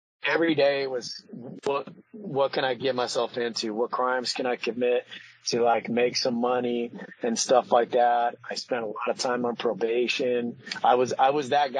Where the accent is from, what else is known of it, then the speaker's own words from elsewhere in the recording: Paso Robles, California, United States; I grew up in a city called Paso Robles, California